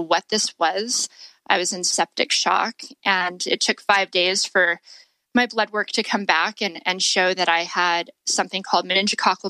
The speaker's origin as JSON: {"language": "English", "town": "Las Vegas", "region": "Nevada", "country": "United States", "tie": "born or raised there", "said": "I grew up in Las Vegas"}